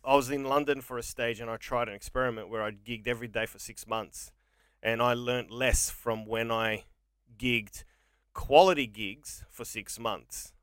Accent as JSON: {"language": "English", "country": "Australia", "also_born_or_lived": "England", "said": "Australia is my father, Greece is my mother"}